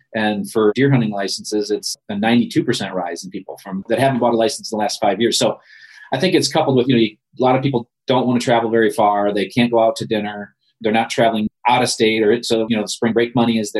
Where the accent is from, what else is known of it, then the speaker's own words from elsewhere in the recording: Ludington, Michigan, United States; I grew up in Ludington